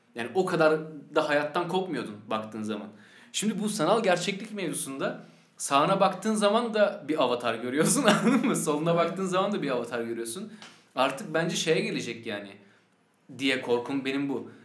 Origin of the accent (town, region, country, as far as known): Sakarya, Turkey; born or raised there